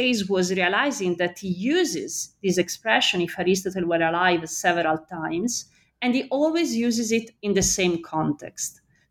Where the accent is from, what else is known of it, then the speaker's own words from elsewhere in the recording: Florence, Tuscany, Italy; Galileo is from Pisa, I'm from Florence, so there should be some conflict.